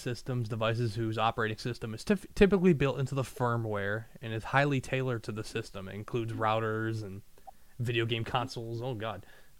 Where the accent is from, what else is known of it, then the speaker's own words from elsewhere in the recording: United States; Myself, I was born in the United States. I am of Argentinian descent and Italian and allegedly French.